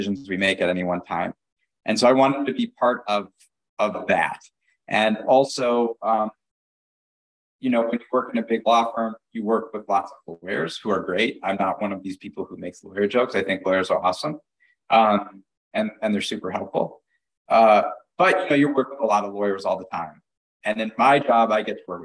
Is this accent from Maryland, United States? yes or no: no; Detroit, Michigan, United States; I grew up in the suburbs of Detroit, Michigan